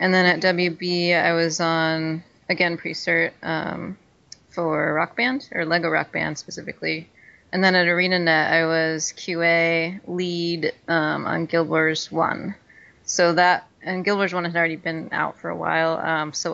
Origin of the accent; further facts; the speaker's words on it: Pacific Northwest, United States; also born or lived in New York; it's my hometown